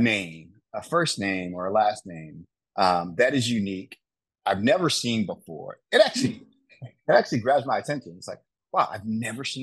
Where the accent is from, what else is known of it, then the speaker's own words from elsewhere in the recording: Wisconsin, United States; growing up in Wisconsin